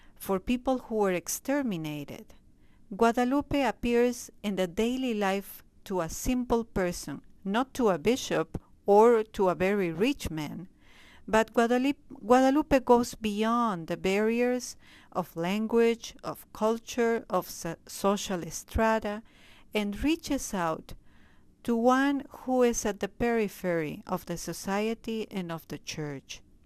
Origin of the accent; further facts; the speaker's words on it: Peru; moved away as an adult; now in Springfield, United States; I was born in Peru. I entered in the community in Peru